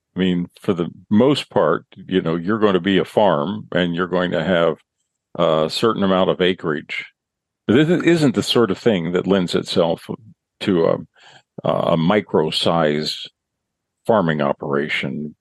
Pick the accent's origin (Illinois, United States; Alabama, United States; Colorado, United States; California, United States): Illinois, United States; central; where I grew up over in central Illinois